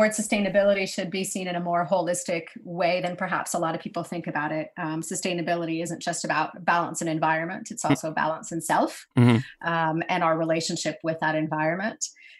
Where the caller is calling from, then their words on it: New York, United States; I'm in New York, upstate.